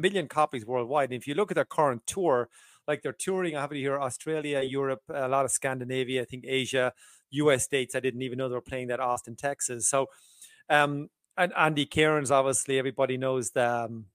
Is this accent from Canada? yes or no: no; Ireland; I'm from Southern Ireland